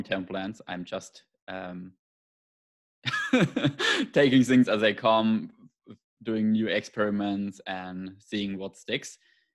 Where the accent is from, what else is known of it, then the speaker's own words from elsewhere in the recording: Germany; English is a second language; you can Very probably cool. hear from my accent